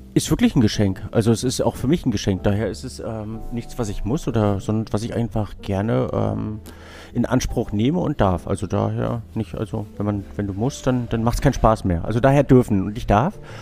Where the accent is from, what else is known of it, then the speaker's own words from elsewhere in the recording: Binz, Mecklenburg-Vorpommern, Germany; ich, ich bin in Binz groß geworden